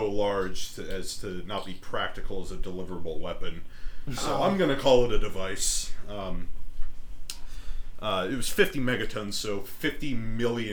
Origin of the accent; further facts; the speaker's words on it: United States; as an American